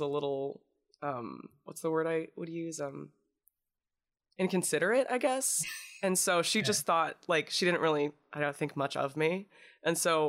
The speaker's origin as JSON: {"language": "English", "region": "Indiana", "country": "United States", "tie": "born or raised there", "said": "I'm from Indiana"}